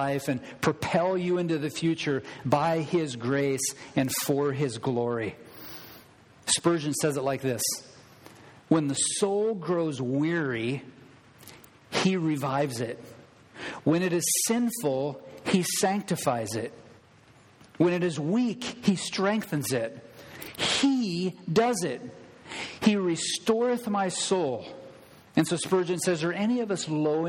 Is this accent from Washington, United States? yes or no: yes; Thurston County, Washington, United States; also born or lived in Le Grand / Everson; I grew up in Thurston County, a fairly large area